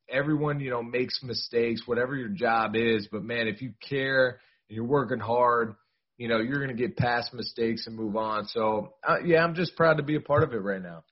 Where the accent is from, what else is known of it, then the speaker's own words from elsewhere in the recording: Pittsburgh, Pennsylvania, United States; I'm from Pittsburgh